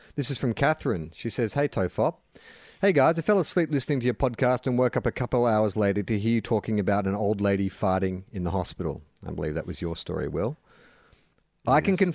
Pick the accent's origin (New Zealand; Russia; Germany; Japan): New Zealand; They're all Australian, and I'm a Kiwi.